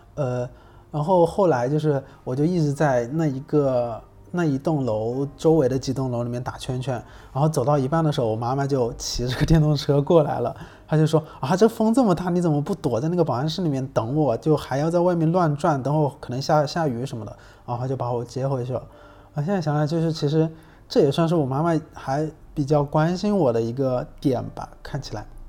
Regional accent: Hubei, China; moved away; 湖北，嗯，或，武汉或者是在我老家那边，就是我们那边是有汉江的

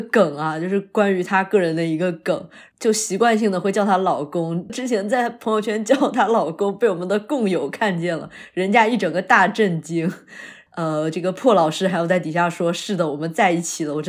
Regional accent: Nanping, Fujian, China; 她展现出了非常丰富的我们南平的塑料普通话的感觉啊，非非常可爱。我在听的时候就非常，也不是出戏吧，就是觉得这个音真的是发到了我的老家去

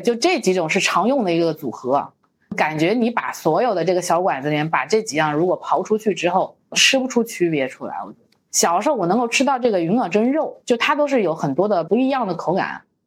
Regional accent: Chenzhou, Hunan, China; now in Beijing, China; 我的老家在郴州嘛

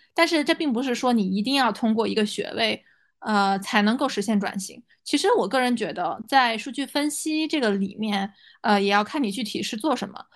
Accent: China; moved away as an adult; now in United States; 作为中国人

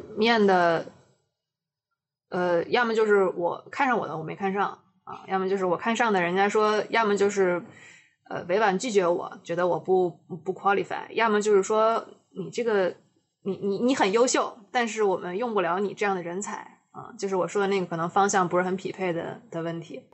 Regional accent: China; 我的成长史都在中国，然后我也对这片土地上的东西很有感情，然后我熟知的一切都是建立在说我是一个中国人的这个背景下

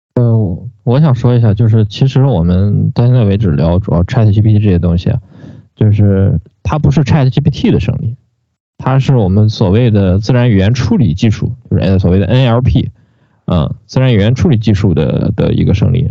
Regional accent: Shandong, China; 我们山东人的山东式倒装

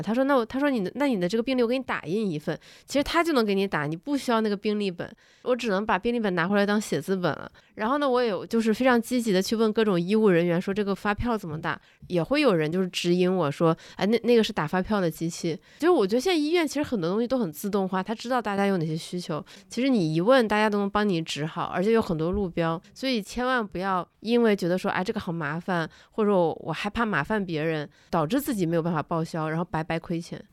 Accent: Northeast China, China; now in Beijing, China; 我老家，东北老家

